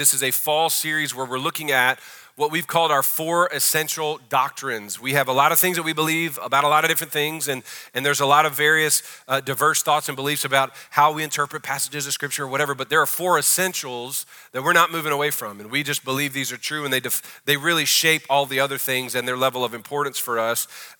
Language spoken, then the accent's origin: English; New Orleans, Louisiana, United States; I was born on the sixth floor of Southern Baptist Hospital on January 15th, 1980, I started the 80s, everybody. I decided. In New Orleans, Louisiana, I was delivered by Dr. Simon Ward